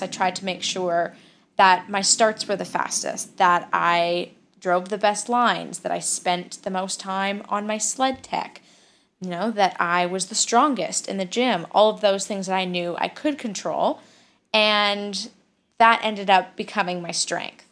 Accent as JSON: {"language": "English", "town": "Calgary", "region": "Alberta", "country": "Canada", "tie": "born or raised there", "said": "I'm from Calgary, Alberta, in Canada"}